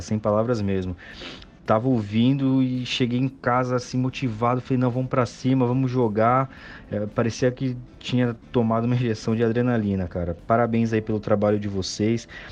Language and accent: Portuguese; São Paulo, Brazil; eu sou de São Paulo.